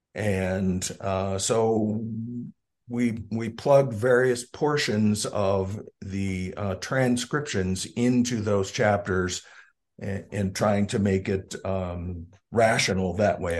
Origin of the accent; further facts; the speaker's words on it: York, Pennsylvania, United States; moved away as an adult; also born or lived in Bisbee, Arizona; now in Arizona, United States; we moved back to Pennsylvania when I was about six months old, and I grew up in southeastern Pennsylvania, a town called ah. York.